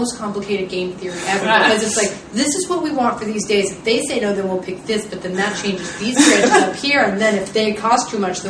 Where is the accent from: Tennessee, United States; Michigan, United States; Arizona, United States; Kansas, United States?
Tennessee, United States; Nashville; I grew up in Nashville